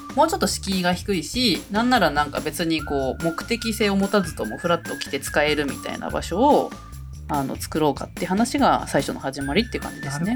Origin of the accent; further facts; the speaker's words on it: Tokyo, Japan; moved away as an adult; now in Tono, Japan; 東京で生まれ育ちましたけども